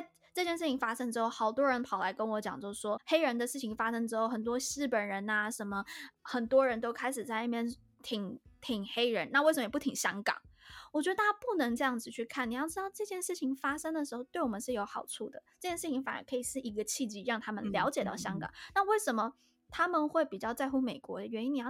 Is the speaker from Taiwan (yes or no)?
yes; Taiwan; 但是我觉得对于我们台湾人有个更好的附带的好处是